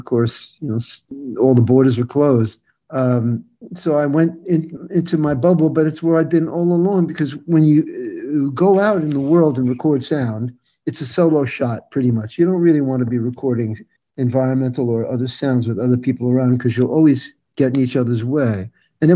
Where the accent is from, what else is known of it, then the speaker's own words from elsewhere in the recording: New York, United States; I hail from New York. I grew up in New York, and my wife and I currently live in mid-state New York